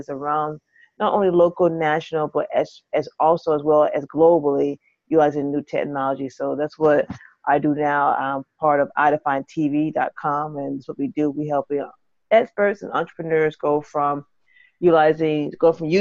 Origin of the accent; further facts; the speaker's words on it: St. Petersburg, Florida, United States; now in Atlanta, United States; I hail from Atlanta, but originally from Florida, Tampa, St. Petersburg, to be exact